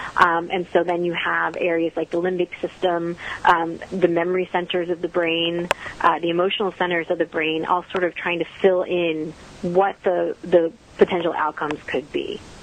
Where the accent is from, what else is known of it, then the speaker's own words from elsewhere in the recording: the Northeast near New York City, United States; now in Texas, United States; I grew up in the Northeast near New York City